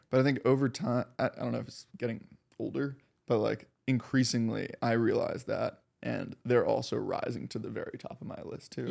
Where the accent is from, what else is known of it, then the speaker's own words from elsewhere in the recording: Miami, Florida, United States; moved away; I grew up in Miami